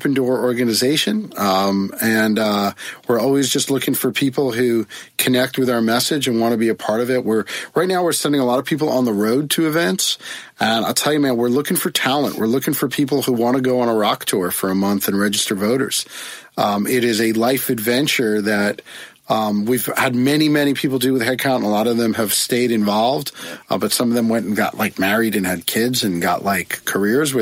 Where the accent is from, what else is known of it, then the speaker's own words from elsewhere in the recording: United States; being an American in the year 2017